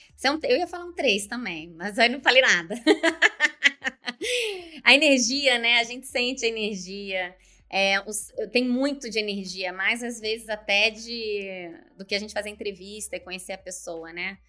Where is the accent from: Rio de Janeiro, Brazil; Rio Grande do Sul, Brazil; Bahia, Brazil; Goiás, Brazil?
Rio de Janeiro, Brazil; Nova Friburgo; also born or lived in Curitiba / Joinville; now in Vancouver, Canada; Eu tô hoje eu tô aqui em Nova Friburgo, região é, serrana do Rio de Janeiro. Eu nasci aqui nessa cidade, estou na casa da minha mãe